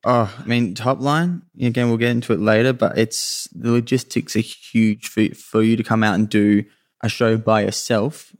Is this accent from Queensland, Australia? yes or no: yes; Sunshine Coast, Queensland, Australia; also born or lived in Mooloolaba / Maroochydore; I, I grew up on the Sunshine Coast in Queensland was where I was where I was born